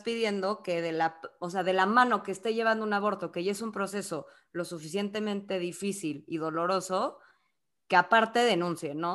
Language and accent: Spanish; Mexico; nosotras somos de México